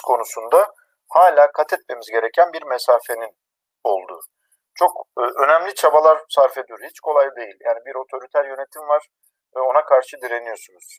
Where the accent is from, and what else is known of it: Erzincan, Turkey; born or raised there